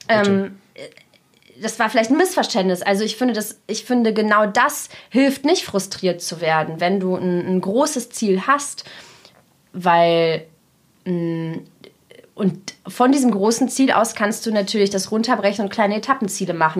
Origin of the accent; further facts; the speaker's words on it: Germany; German is a second language; also born or lived in Russia; ich bin nur in Deutschland zur Schule gegangen